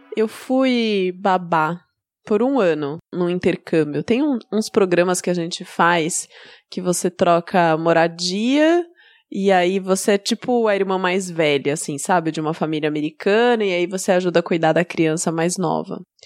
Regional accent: Brazil; como boas brasileiras que somos

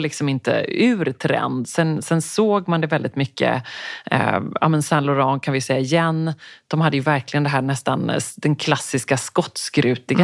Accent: Sweden; jag var den enda svensk där inne

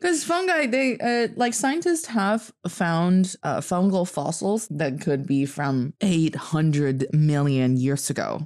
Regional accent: Northeast China, China; also born or lived in United States; now in Beijing, China; I am from the northeast part of China, proudly repping Dongbae

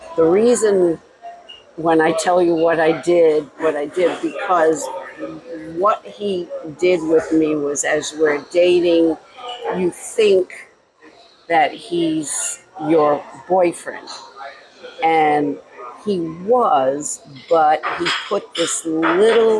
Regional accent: Rhode Island, United States; now in Florida, United States; Born and raised in Rhode Island. We came down here to get away from the winters.

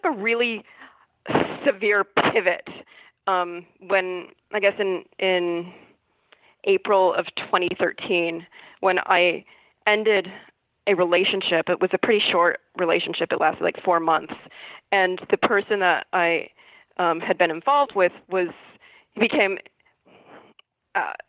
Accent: Aberdeen, Washington, United States; moved away as an adult; my little lumberjack town of Aberdeen

